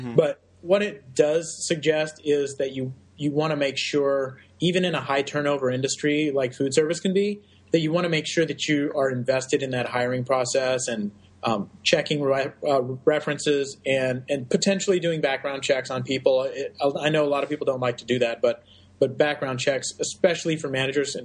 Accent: Texas, United States; my home state of Texas

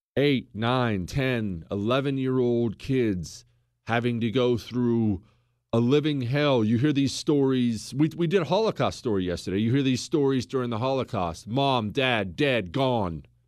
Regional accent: United States

